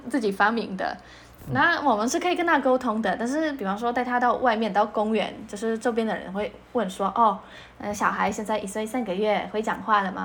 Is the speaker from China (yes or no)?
no; Poland; first language Polish; Chinese is a second language; now in Taiwan; 我们就日常的相处都是波兰文居多在台湾也是以波兰文居多